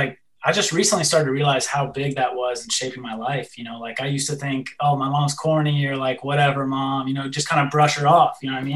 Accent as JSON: {"language": "English", "area": "an hour south of Seattle", "region": "Washington", "country": "United States", "tie": "born or raised there", "also_born_or_lived": "near Chicago, Illinois", "said": "When I was real young, I lived like an hour outside of Chicago, Illinois. And then like second grade, we moved out to Washington State. So I was like an hour south of Seattle. Just like a middle-class suburb kind of childhood"}